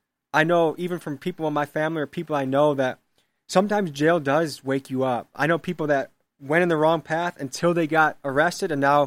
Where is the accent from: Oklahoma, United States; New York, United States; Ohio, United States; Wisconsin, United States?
Wisconsin, United States; Milwaukee; Like, I guess some people didn't know I was from Milwaukee. They thought I drove from somewhere to do this.